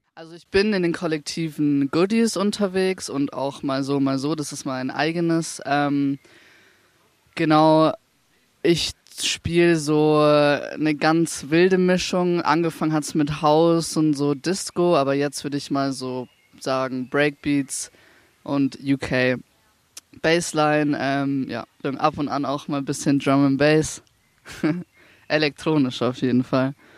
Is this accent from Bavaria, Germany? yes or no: yes; Ingolstadt, Bavaria, Germany; now in Nuremberg, Germany; ich komme aus Ingolstadt ursprünglich